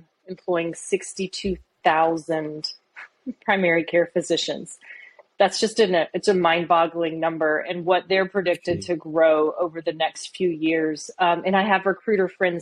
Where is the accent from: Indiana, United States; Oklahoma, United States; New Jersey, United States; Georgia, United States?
Oklahoma, United States; I'm from Oklahoma.